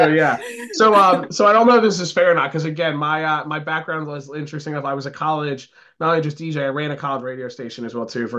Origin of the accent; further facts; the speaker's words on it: New Jersey, United States; also born or lived in Philadelphia area; So being from the Philly area, I'm not Philly. I mean, I grew up in Jersey. I call myself a Philly person